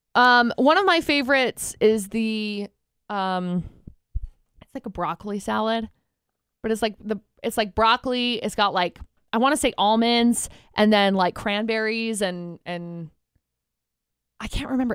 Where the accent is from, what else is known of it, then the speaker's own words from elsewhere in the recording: Utah, United States; Growing up in Utah